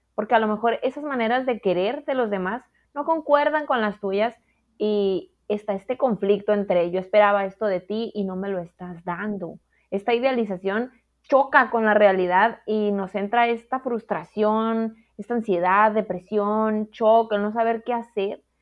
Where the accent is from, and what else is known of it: Mexico